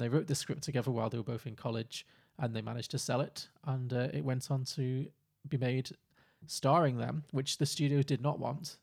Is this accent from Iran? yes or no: no; Liverpool, North West England, United Kingdom; I grew up in Liverpool.